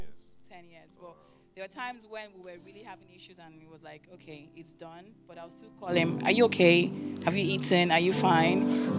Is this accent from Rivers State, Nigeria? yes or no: yes; Port Harcourt, Rivers State, Nigeria; also born or lived in England; I grew up in Port Harcourt.